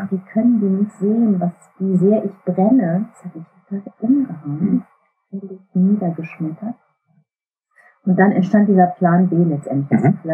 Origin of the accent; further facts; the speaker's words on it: Düsseldorf, North Rhine-Westphalia, Germany; now in Bremerhaven, Germany; In Düsseldorf aufgewachsen, zur Schule gegangen, Abitur gemacht